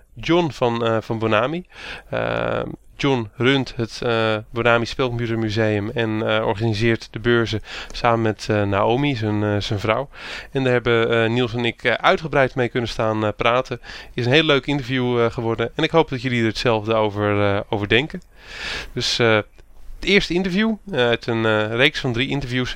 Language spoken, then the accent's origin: Dutch; Randstad, Netherlands; Ik kom zelf uit de Randstad